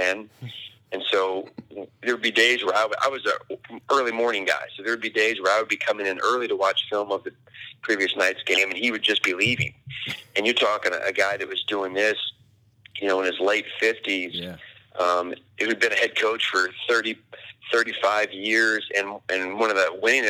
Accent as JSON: {"language": "English", "region": "Indiana", "country": "United States", "moved": "yes", "said": "I'm from Indiana."}